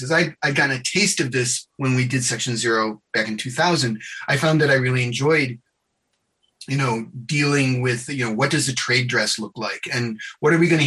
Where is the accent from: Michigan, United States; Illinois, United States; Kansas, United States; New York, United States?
New York, United States; I grew up in New York State